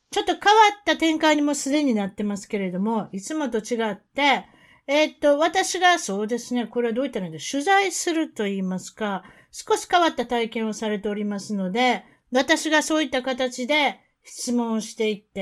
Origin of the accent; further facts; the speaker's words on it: Sapporo, Hokkaido, Japan; moved away as an adult; also born or lived in Tokyo; now in Oregon, United States; 北海道の札幌出身です。まあ、都会。都会です。